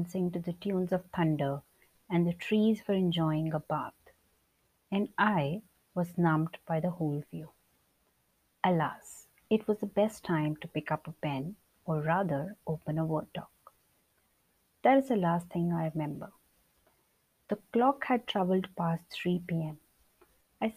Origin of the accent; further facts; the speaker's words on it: India; Being an Indian